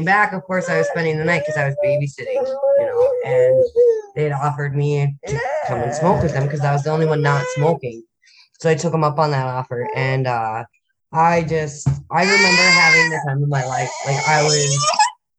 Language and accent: English; Minnesota, United States; also born or lived in Annandale, Minnesota / Buffalo, Minnesota; now in Grand Rapids, United States; I've lived all over the state of Minnesota